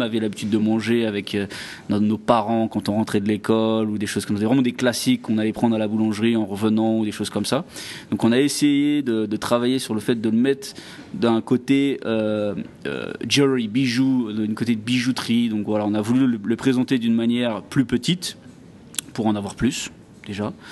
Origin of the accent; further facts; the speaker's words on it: Île-de-France, France; now in Dubai, United Arab Emirates; Alors je suis de région parisienne, un petit village dans le 78, hein, dans les Yvelines, voilà.